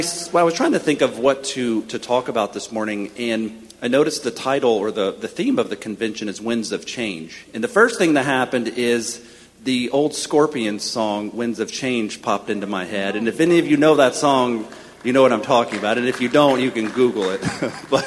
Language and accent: English; Florida panhandle, United States; moved away as an adult; also born or lived in Washington, D.C.; now in Kentucky, United States; I grew up in Florida, in the panhandle